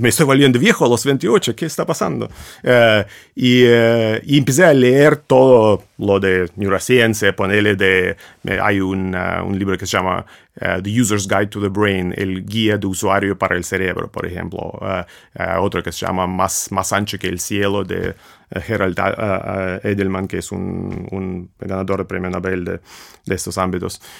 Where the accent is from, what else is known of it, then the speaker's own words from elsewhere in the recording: Russia; Spanish is a second language; moved away; un ruso